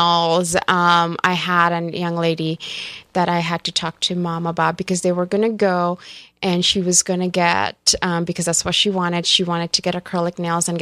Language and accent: English; India; moved away; growing up in India